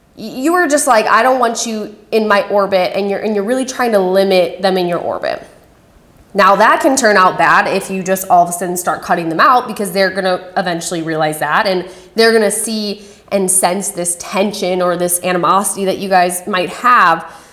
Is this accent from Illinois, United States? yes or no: no; Wisconsin, United States; Shout out to my home state